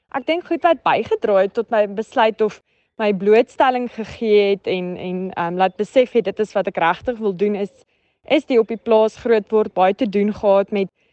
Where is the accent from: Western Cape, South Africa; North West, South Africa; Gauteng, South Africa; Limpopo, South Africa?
North West, South Africa; Schweizer-Reneke; also born or lived in Onderstepoort / Vryburg; ek het groot geword so 30 kilos buitekant 'n klein dorpie, 'n plattelandse dorpie, Soizereneke in die Noordwes.